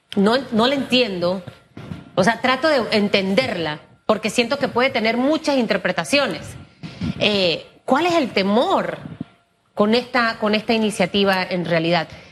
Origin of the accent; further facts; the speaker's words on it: Panama; como ciudadana, como panameña